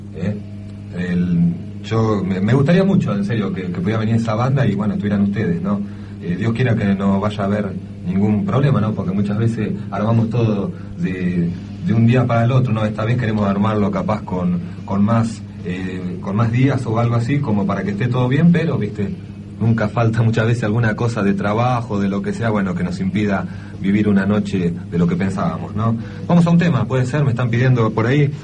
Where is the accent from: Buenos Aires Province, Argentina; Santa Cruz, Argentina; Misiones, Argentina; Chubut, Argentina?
Buenos Aires Province, Argentina; América; somos de América